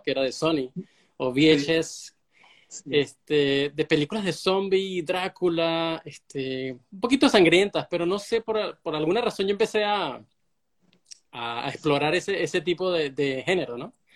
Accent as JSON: {"language": "Spanish", "country": "Venezuela", "said": "soy de Venezuela"}